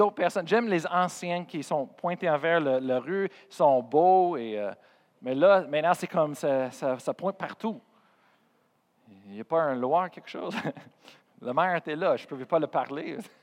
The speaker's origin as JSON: {"language": "French", "region": "Colorado", "country": "United States", "first_language": "English", "second_language": "French", "moved": "yes", "said": "Je viens de Colorado, je suis américain"}